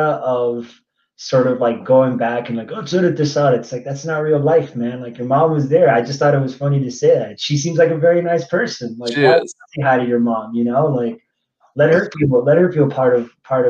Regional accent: Miami, Florida, United States; I'm from Miami, Florida. I support everything from Miami. I'm diehard Miami 305 till

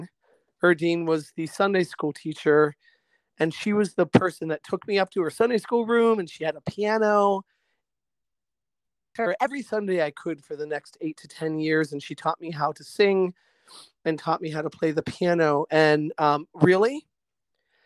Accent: Altoona, Pennsylvania, United States; moved away as an adult; now in Middleburg, United States; growing up in Altoona, Pennsylvania, which was this blue-collar railroad town in the 1970s.

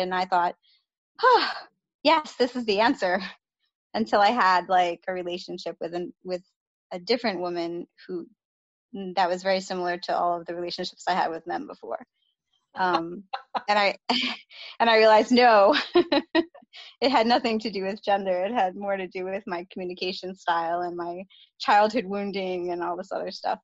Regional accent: New York City, New York, United States; moved away as an adult; I grew up in the Bronx in New York

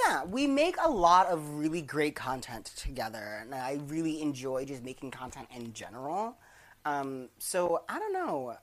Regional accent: Maryland, United States; they do this in my hometown. There's one street, 34th Street in Maryland

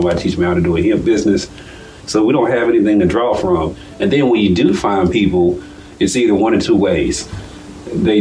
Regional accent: Nashville, Tennessee, United States; also born or lived in Fort Valley, Georgia; now in Macon, United States; I'm from Nashville, Tennessee

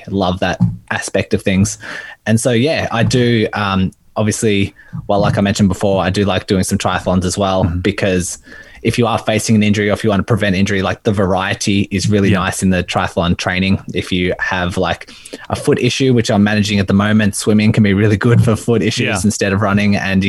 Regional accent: Melbourne, Victoria, Australia; I'm from Melbourne, Australia.

